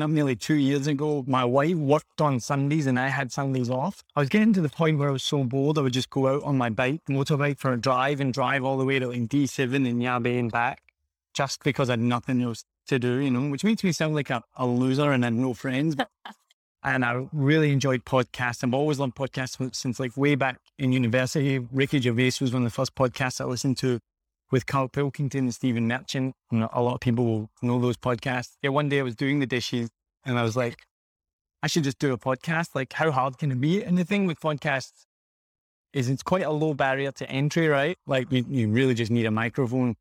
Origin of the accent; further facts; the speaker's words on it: Glasgow, Scotland, United Kingdom; moved away as an adult; also born or lived in America / Australia / New Zealand / Vietnam; now in Ho Chi Minh City, Vietnam; I'm from Glasgow in Scotland originally, and I left when I was like 20 years old.